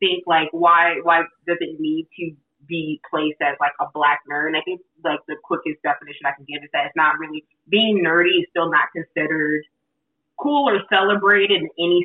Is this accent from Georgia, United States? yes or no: yes; Atlanta, Georgia, United States; now in Los Angeles, United States; I'm from Atlanta